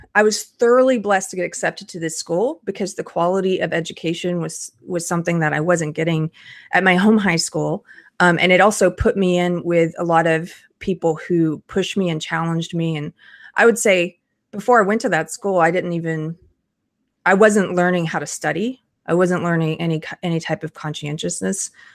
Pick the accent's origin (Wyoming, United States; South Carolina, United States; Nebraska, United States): South Carolina, United States; I'm from South Carolina.